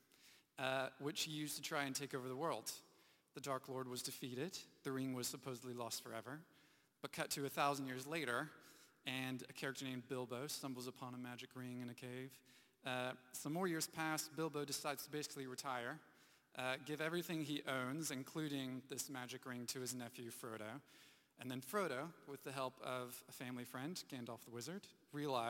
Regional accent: United States; moved away; growing up in the U.S., living through some hurricanes

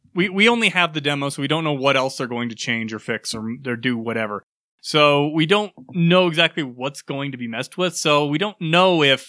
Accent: United States; I'm American

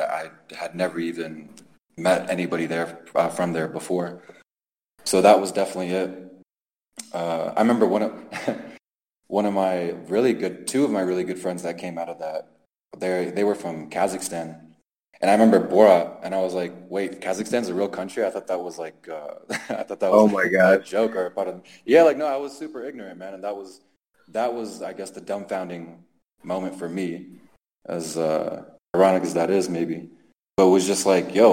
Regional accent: Maryland, United States; moved away as an adult; also born or lived in Turkey / Mexico City / Cholula; the people that we grew up with in Maryland

